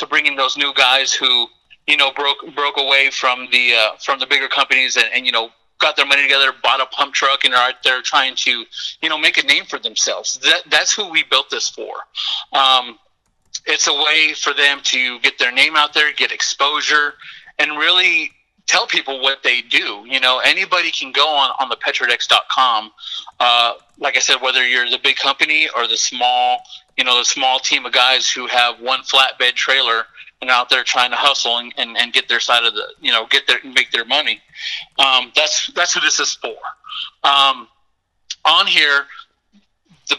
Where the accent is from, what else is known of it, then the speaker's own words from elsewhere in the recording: Odessa, Texas, United States; moved away as an adult; now in Austin, United States; I was born and raised in Odessa